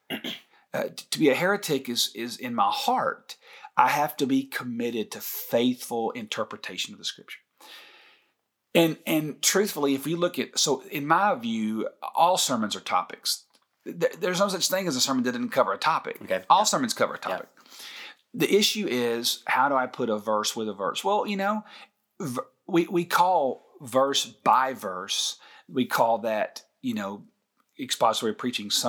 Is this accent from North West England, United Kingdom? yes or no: no; Scotland, United Kingdom; somebody asked me the other day, "Where are you from?" I said, "Scotland." Can't you tell?